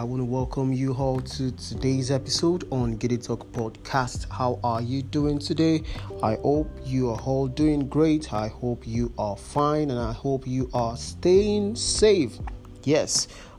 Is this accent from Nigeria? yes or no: yes; Nigeria; As a Nigerian, you have to be motivated as a youth corps member, and you're serving your country.